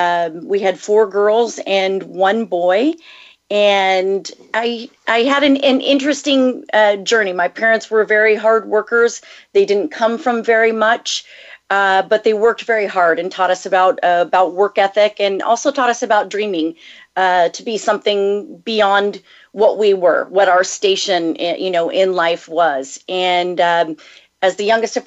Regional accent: just south of Los Angeles, California, United States; also born or lived in Texas; I'm a native Californian, and I grew up just south of Los Angeles, about 45 minutes drive north of where I live now

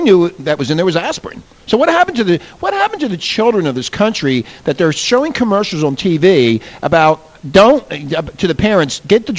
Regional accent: Philadelphia, Pennsylvania, United States; When I was a child growing up in Philadelphia

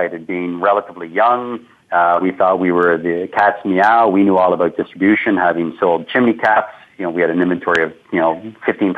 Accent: Canada; being a Canadian entrepreneur

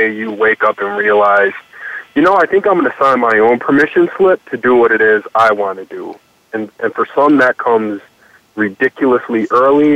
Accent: Detroit, Michigan, United States; now in Wisconsin, United States; I grew up in Detroit. I am currently in Wisconsin that I pretend to love every day, but my heart and everything is in the central city, Detroit.

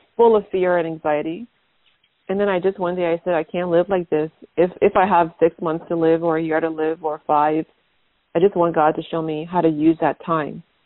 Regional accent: Liberia; now in United States; I'm from Liberia, West Africa.

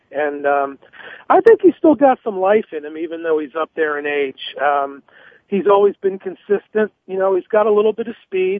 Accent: United States; I grew up near Philly

